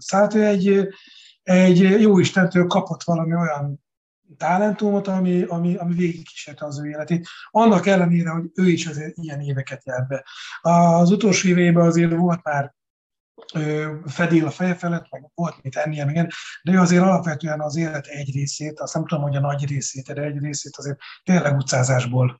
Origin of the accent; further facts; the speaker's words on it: Békéscsaba, Békés, Hungary; moved away as an adult; also born or lived in Budapest; now in Balatonalmádi, Hungary; Nyilván nagyon szeretem a szülővárosomat, bár nagyon-nagyon keveset látogatunk Békés Csavára